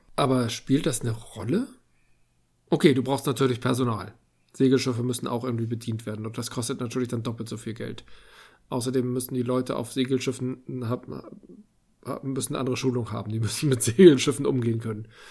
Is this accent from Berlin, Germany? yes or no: no; Hamburg, Germany; Als ich als Kind in die Musikhalle ging zu Peter und der Wolf